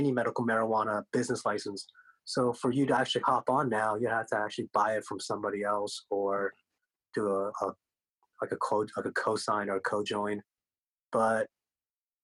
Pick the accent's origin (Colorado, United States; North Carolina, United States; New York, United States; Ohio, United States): Colorado, United States; Denver; first language Korean; English is a second language; I was born in Denver